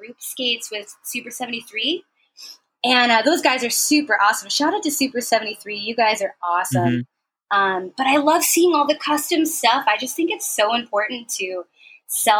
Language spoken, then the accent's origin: English; San Francisco, California, United States; now in San Diego, United States; I'm from San Francisco originally